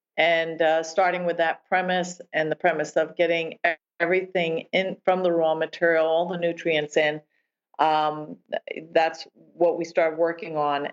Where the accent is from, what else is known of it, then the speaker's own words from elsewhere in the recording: New Jersey, United States; I grew up in New Jersey